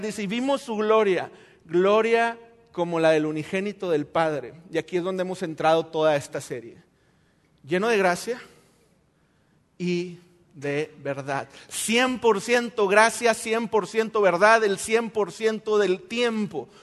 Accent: Mexico; nosotros como buenos mexicanos

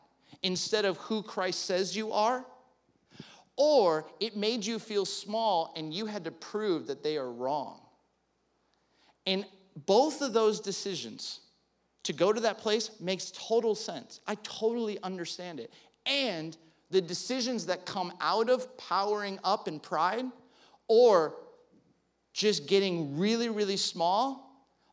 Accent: California, United States; growing up in California

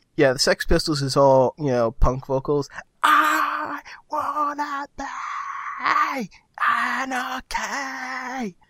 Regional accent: United States; I'm an American

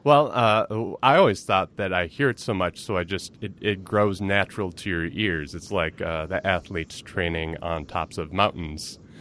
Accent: Minneapolis, Minnesota, United States; I am a comedian from Minneapolis, Minnesota

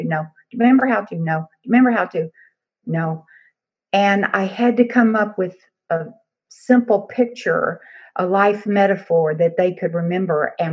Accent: Texas, United States; I'm from Texas

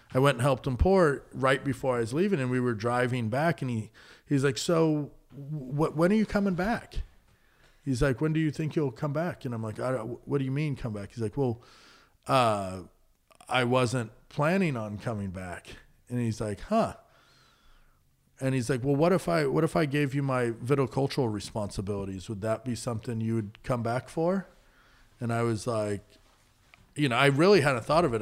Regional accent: Napa, California, United States; I grew up out in Coombsville and Napa

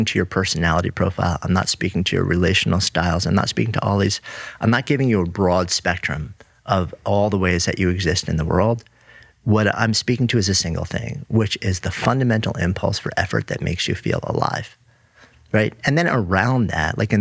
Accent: New York, United States; as a New Yorker.

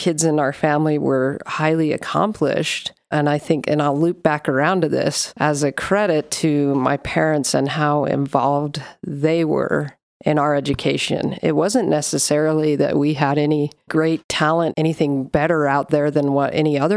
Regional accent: Sandy, Utah, United States; also born or lived in Provo, Utah; I'm a Utah girl, born in Sandy, Utah. Well, I was born in Provo, but grew up in Sandy.

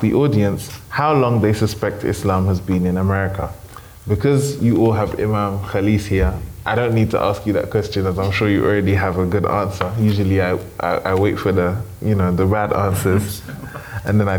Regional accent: United Kingdom; growing up in the United Kingdom

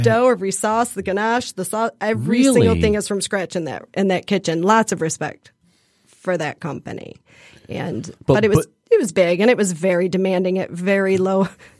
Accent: Detroit, Michigan, United States; also born or lived in Illinois; My kids both went off to college and I said I'd like to go back home. I'm from Detroit, grew up in Detroit.

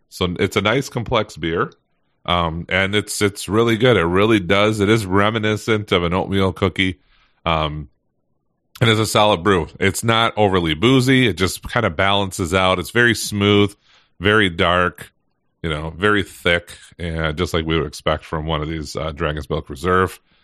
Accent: Michigan, United States; I am born and raised in Michigan, still here

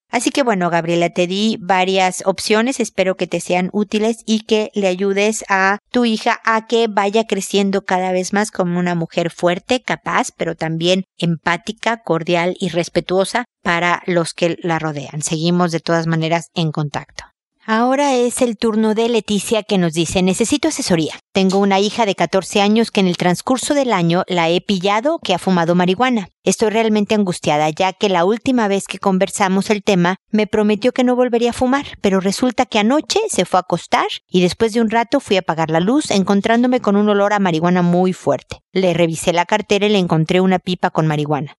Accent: Mexico; now in Chile; acá en Chile, donde yo estoy viviendo, soy mexicana, pero vivo en Chile

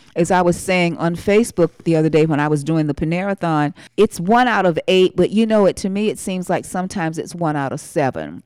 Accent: Winston-Salem, North Carolina, United States; I'm from Winston-Salem, where R J Reynolds

